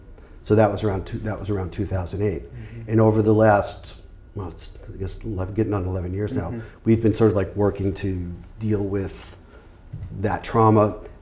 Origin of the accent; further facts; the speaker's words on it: New York, United States; funny thing is that in my family, I'm the least New Yorker of all of my family. I mean, I I've lost my accent, and I'm not as out there.